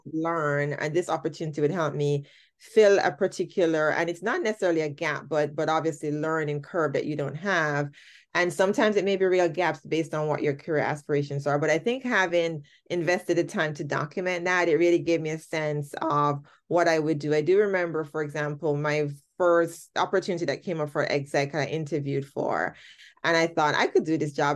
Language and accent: English; Jamaica; moved away as an adult; I, I am Jamaican. I started my career in Jamaica, did most of my schooling in Jamaica